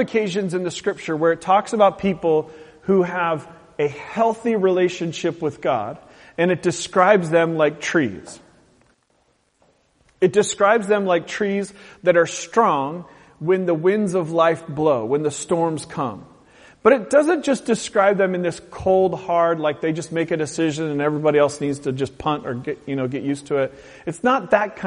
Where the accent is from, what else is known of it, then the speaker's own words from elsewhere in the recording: the Northwest, Pacific Northwest, United States; grown up in the Northwest